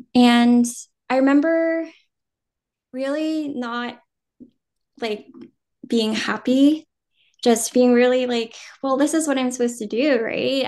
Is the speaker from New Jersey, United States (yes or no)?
yes; Jersey City, New Jersey, United States; first language Vietnamese; English is a second language; now in New York City, United States; I was born and raised in New Jersey